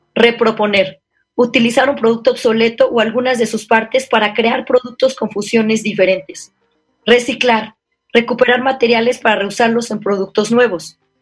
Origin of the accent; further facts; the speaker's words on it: San Luis Potosí, Mexico; moved away; also born or lived in Paris / Brussels / Hong Kong / Guadalajara; Soy una potosina, soy, originaria de aquí de San Luis Potosí